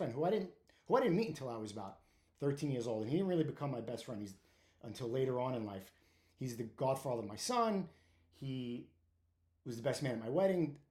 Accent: New York City, New York, United States; I grew up in Brooklyn. I grew up on 8th Avenue between Windsor Place and Prospect Avenue in Park Slope / Windsor Terrace

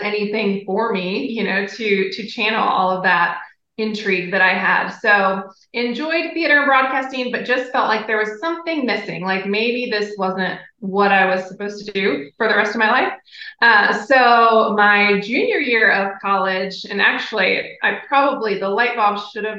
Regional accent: Ohio, United States; I grew up in Ohio

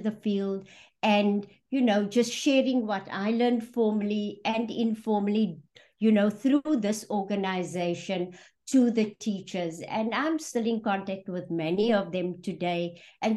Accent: Johannesburg, Gauteng, South Africa; moved away; also born or lived in Western Cape; I was born in Johannesburg in a township called Fitas, and then moved to the outskirts in the west, a place called Nuclear, where I grew up and went

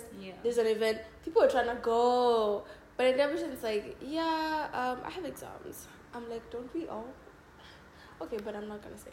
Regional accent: Kenya; moved away as an adult; now in Hungary; I'm Kenyan too.

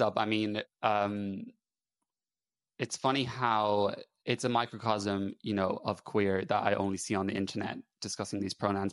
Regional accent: Ireland; moved away as an adult; also born or lived in England; now in United Kingdom; I'm Irish

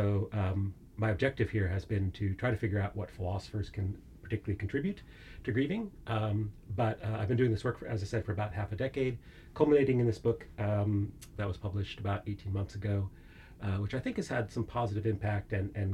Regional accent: United States; moved away as an adult; also born or lived in Southern California; now in Edinburgh, United Kingdom; as my accent betokens, I'm from the very far west of Scotland, the United States, in fact

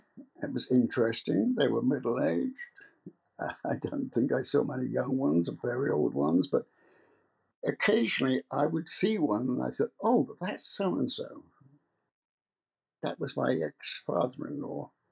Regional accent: England, United Kingdom; moved away as an adult; now in United States; oh, I've been in America for 50 years. But I grew up in England, and my business career started in England.

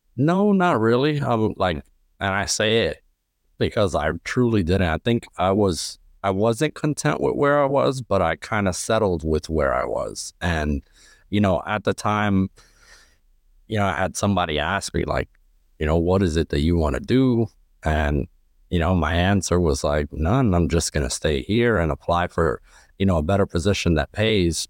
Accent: New York City, New York, United States; I'm originally from Lower East Side, Manhattan. Um, pretty much grew up there my entire life

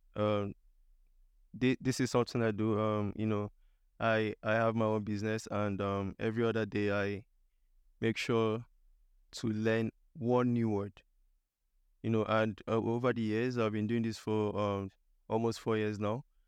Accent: eastern Nigeria, Nigeria; moved away as an adult; also born or lived in India / South Shields / Liverpool, United Kingdom; now in United Kingdom; I'm originally from Nigeria. I was born in Nigeria in, um, the eastern part of Nigeria. I completed my higher education in Nigeria as well.

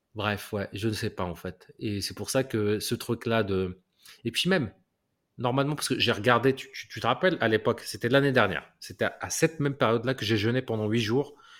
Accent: Morocco; moved away; je viens du Maroc

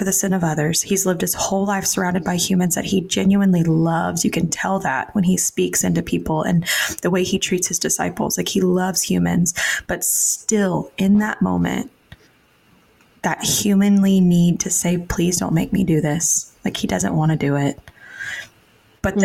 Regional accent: Texas, United States; I grew up in Texas.

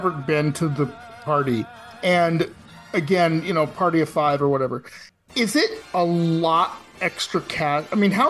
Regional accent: West Coast, United States; So I grew up on the West Coast

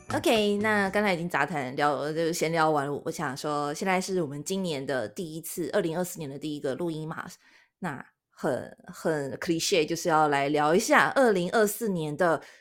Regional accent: Taiwan; now in Japan; 我们台湾人

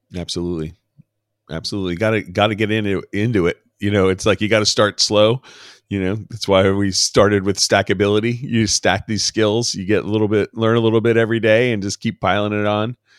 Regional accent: New York City, New York, United States; moved away as an adult; I grew up in New York City and spent all my, most of my life there

